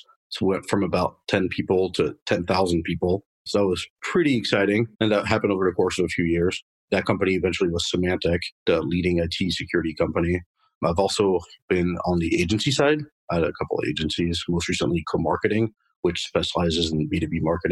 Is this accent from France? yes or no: yes; Paris, Île-de-France, France; moved away as an adult; now in United States; I was actually born and raised in Paris, France. Lived there for about 20 years